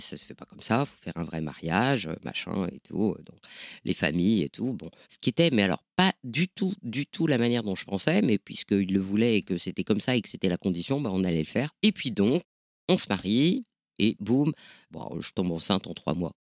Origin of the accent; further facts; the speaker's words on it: Nord, Hauts-de-France, France; je viens du, viens du Nord